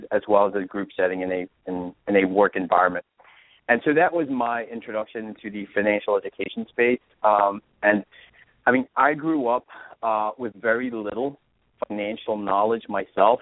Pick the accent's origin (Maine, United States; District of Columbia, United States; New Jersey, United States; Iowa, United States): New Jersey, United States; moved away; also born or lived in California; I grew up in New Jersey, and I'm an East Coast guy